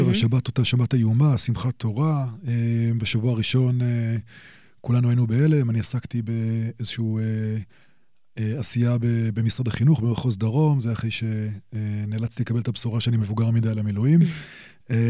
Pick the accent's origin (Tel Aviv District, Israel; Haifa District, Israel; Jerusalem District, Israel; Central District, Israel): Jerusalem District, Israel; Jerusalem; נולדתי בירושלים, אמ, וגדלתי פה